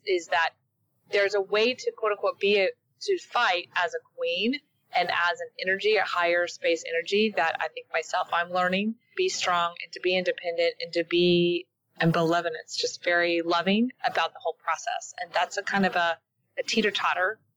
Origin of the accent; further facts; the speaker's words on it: the South, United States; I was raised in the South.